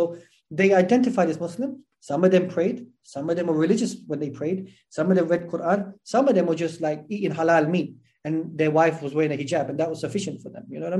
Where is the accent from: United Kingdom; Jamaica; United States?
United Kingdom; England; I mean, I'm from England. I was born and raised in England.